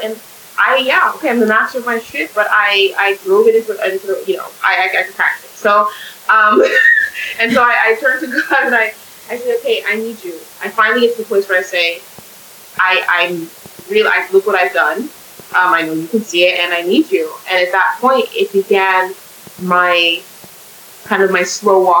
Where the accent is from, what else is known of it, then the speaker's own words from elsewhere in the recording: California, United States; now in Canada; I'm in Canada. I didn't grow up in Canada. I'm from California